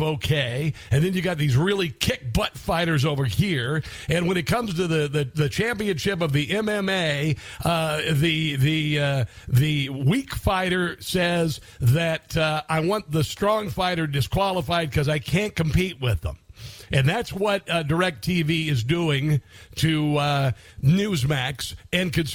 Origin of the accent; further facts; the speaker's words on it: Iowa, United States; moved away as an adult; also born or lived in Columbia, Missouri; I was a kid from Iowa, living in a small town of Columbia, Missouri